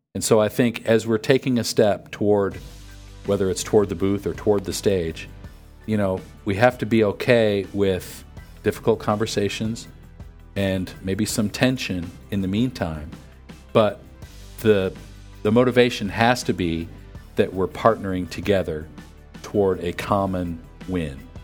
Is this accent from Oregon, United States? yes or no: no; near Buffalo, New York, United States; I grew up near Buffalo